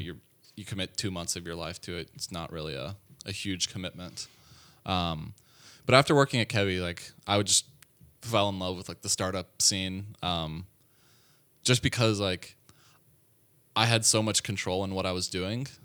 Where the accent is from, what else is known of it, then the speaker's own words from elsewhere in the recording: Atlanta, Georgia, United States; moved away; I'm from Atlanta, Georgia, born and raised.